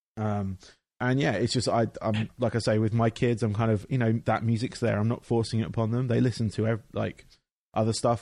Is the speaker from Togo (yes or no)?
no; England, United Kingdom; I grew up in England where they have um, they had basically a factory